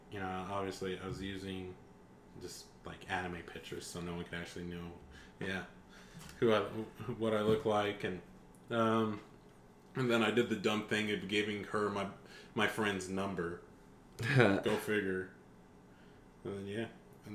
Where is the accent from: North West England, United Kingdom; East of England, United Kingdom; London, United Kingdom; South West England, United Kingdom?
North West England, United Kingdom; And I'd be like, I'm actually from Manchester, England. Well, actually, just a small town outside of Manchester.